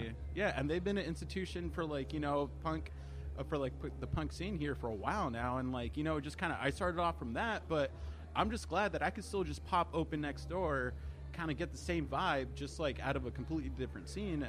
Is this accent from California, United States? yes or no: yes; Salinas, California, United States; moved away as an adult; I'll always have this perspective of Salinas being my hometown, I mean, for the good and the bad.